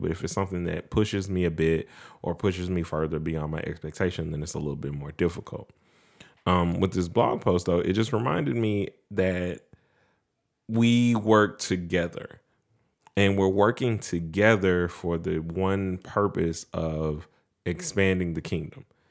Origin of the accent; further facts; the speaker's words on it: Mount Pleasant, United States; moved away; the same closeness that we grew up with in Mount Pleasant.